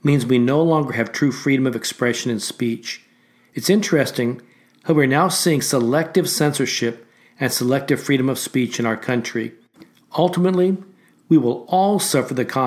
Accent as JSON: {"language": "English", "country": "United States", "said": "an American of Asian descent"}